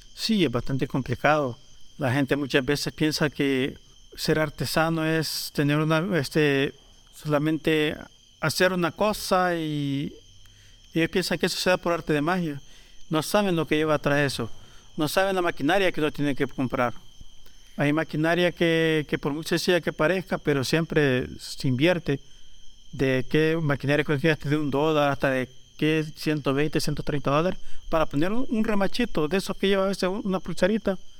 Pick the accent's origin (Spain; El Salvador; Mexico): El Salvador; Panchimalco, San Salvador; Soy un artesano de Panchimalco